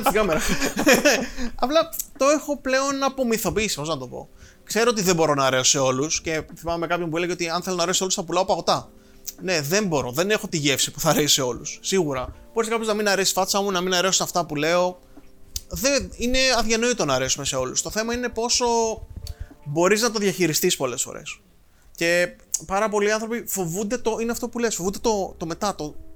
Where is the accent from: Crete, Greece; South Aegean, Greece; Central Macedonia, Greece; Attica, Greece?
South Aegean, Greece; Rhodes; Μεγάλωσα στη Ρόδο